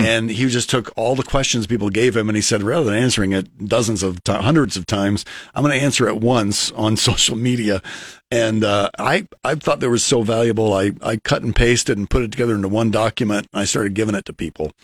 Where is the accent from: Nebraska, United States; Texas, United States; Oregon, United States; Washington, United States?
Nebraska, United States; Lincoln; I'm from South Lincoln